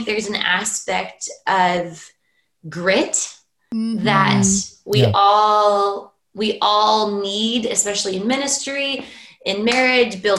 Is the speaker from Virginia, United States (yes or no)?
no; California, United States; moved away as an adult; now in Norway; as a Californian